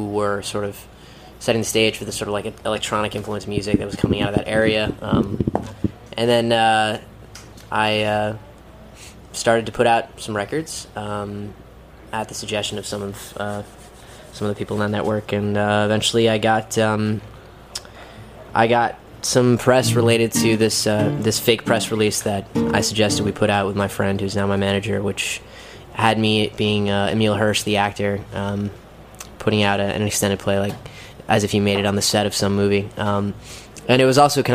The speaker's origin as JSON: {"language": "English", "town": "Boston", "region": "Massachusetts", "country": "United States", "tie": "born or raised there", "said": "I was born and raised in Boston, and I grew up DJing"}